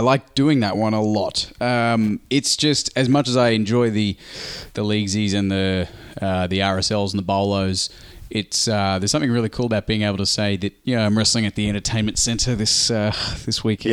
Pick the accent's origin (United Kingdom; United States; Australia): Australia; us being Australian